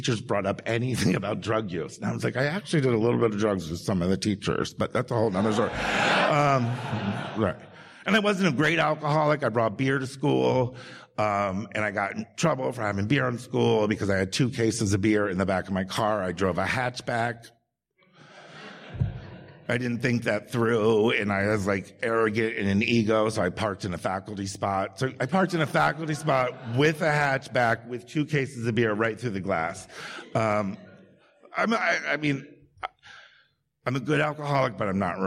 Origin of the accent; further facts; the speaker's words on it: Maryland, United States; also born or lived in Baltimore, Maryland; I'm from Maryland